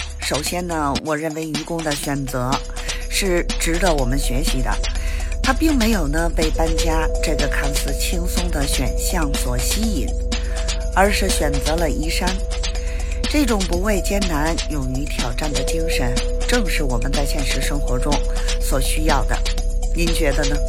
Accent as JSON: {"language": "Chinese", "region": "Beijing", "country": "China", "said": "我是北京的"}